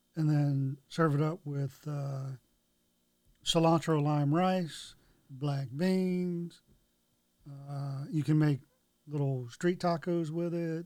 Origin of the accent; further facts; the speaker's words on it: Florida, United States; moved away; also born or lived in Brandon, Florida; we're both from Florida originally. Okay. That's where I was born